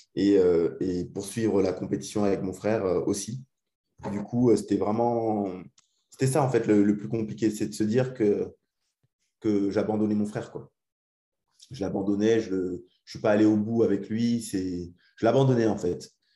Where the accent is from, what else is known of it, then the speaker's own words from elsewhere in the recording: Alsace, Grand Est, France; moved away; c'est aussi pour ça qu'on rentre en Alsace, parce qu'on est parti il y a très longtemps, il y a, il y a 15 ans maintenant à peu près. Ça fait 15 ans qu'on est parti d'Alsace